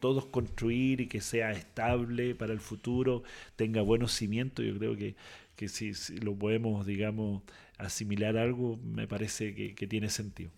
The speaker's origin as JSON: {"language": "Spanish", "region": "southern Chile", "country": "Chile", "tie": "born or raised there", "also_born_or_lived": "Osorno, Chile", "lives_now": "Castro, Chile", "said": "yo soy del sur, eh, nacido y criado, eh, estudié en Osorno. Mm. Eh, ya radicado hace 30 años en, Castro"}